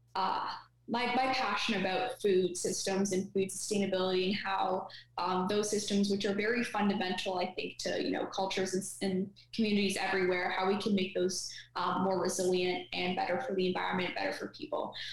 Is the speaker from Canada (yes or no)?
yes; Canada; also born or lived in Ottawa